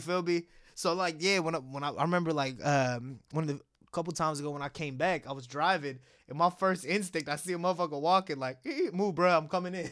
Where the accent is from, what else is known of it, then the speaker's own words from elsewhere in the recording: Bangalore, Karnataka, India; moved away; I was born in Bangalore, which is like in, uh, Karnataka